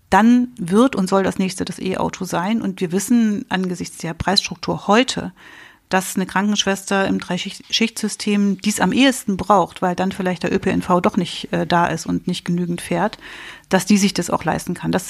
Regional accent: East Germany, Germany; Da ging es in der Begründung für mich als Ostdeutsche wirklich äh, sehr zentral um die Freiheit der kommenden Generationen.

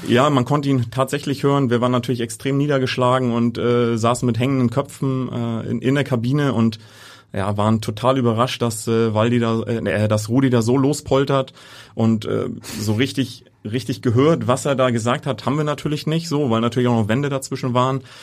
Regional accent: Hamburg, Germany; also born or lived in Niendorf, Hamburg; gebürtig Altona, ja, aber mittlerweile in Niendorf äh, ansässig

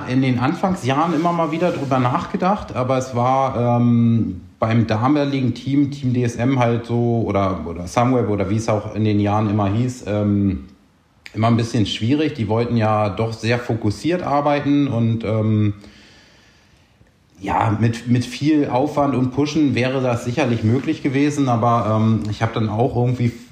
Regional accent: Buchholz, Lower Saxony, Germany; Ähm, ist quasi so der Bereich, also äh, in Norddeutschland da oben, südlich von Hamburg aufgewachsen.

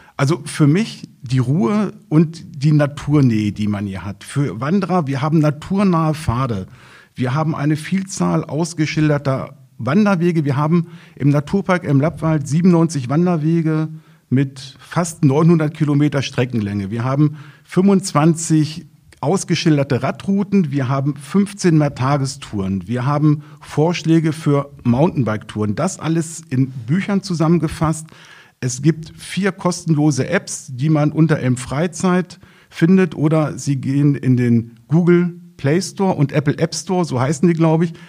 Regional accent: Schöningen, Lower Saxony, Germany; Natürlich komme ich aus Schöningen

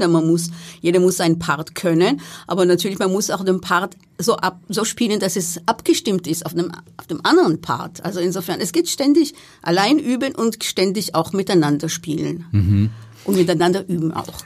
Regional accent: Israel; moved away; in meinem Heimatland, also in Israel

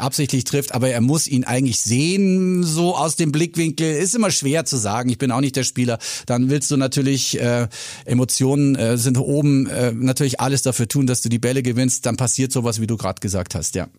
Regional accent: Bavaria, Germany

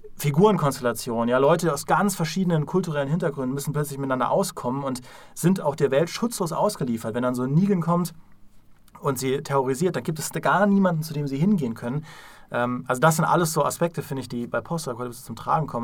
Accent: Trier, Rhineland-Palatinate, Germany; kann ich als Trierer natürlich absolut nachvollziehen. Ja? ja? ich wurde in Ruinen geboren

